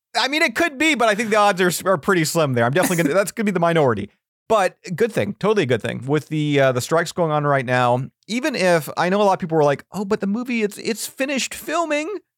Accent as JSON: {"language": "English", "country": "Canada", "said": "as a Canadian"}